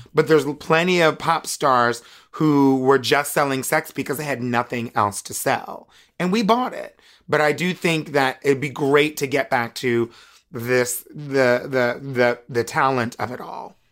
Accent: United States; being an American woman

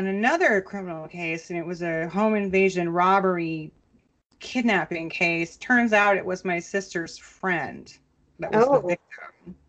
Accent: Minnesota, United States; as a Minnesotan growing up there

